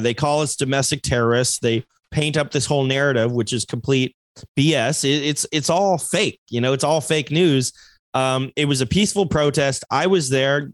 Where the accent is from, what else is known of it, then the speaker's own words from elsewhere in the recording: Alaska, United States; moved away; also born or lived in Queen Creek, Arizona; I am from Alaska